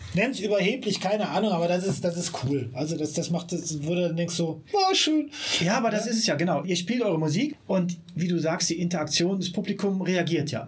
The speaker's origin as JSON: {"language": "German", "town": "Siegburg", "region": "North Rhine-Westphalia", "country": "Germany", "tie": "born or raised there", "moved": "as an adult", "lives_now": "Bonn, Germany"}